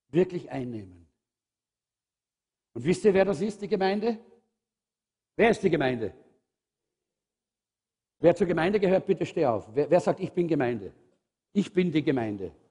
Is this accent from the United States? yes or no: no; Austria; wir sind halt Österreicher und Österreich-Umgebung. Wir sind halt ein bisschen schwermütig und schwerfällig.